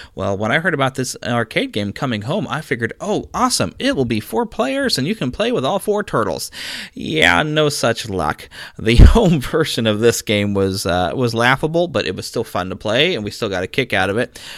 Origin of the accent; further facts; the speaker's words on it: Missouri, United States; my home state of Missouri